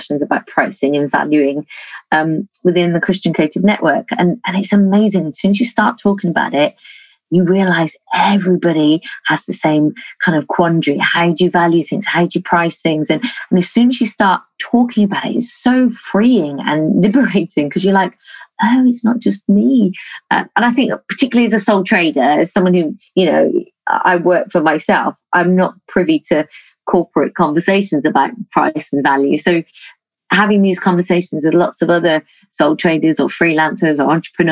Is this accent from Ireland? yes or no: no; United Kingdom; We're quite British